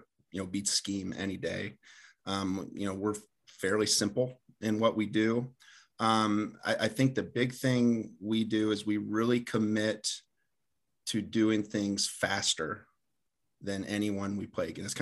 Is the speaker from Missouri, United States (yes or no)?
no; Delphos, Ohio, United States; moved away as an adult; also born or lived in Hillsdale, Michigan / Indianapolis, Indiana; I'm originally from Delphus, Ohio, played at Delphus St. John's